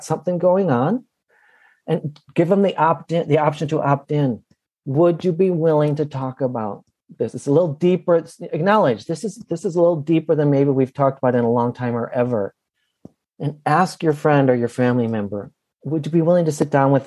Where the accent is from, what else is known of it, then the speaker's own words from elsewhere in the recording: Minneapolis, Minnesota, United States; right here in my hometown of Minneapolis